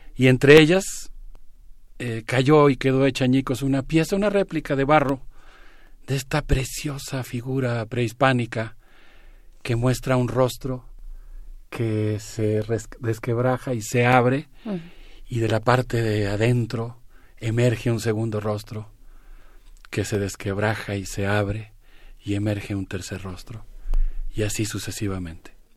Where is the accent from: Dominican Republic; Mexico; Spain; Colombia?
Mexico; como mexicano